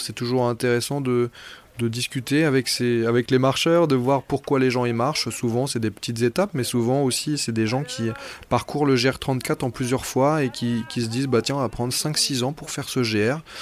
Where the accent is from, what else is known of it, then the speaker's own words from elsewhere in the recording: Brittany, France; moved away; je suis breton d'origine